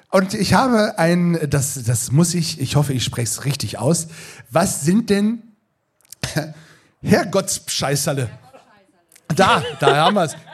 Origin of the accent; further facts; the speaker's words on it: Northern Germany, Germany; Aber ich bin ja auch Norddeutscher. Dafür kenne ich Lapskaus.